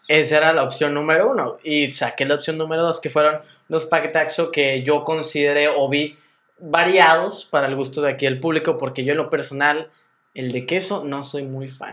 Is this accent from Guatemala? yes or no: no; Mexico; somos promedio mexicano